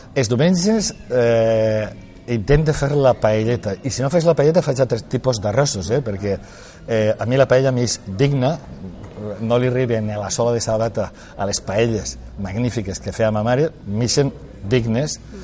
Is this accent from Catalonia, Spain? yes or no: no; Valencian Community, Spain; first language Valencian; els valencians tinguem representants a, eh, a, a Madrid